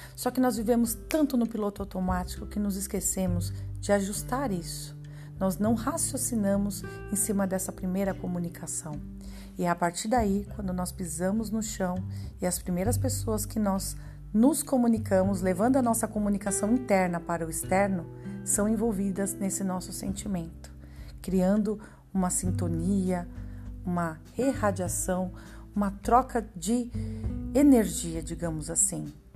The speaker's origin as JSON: {"language": "Portuguese", "region": "São Paulo", "country": "Brazil", "said": "Eu sou paulistana, moro na capital de São Paulo"}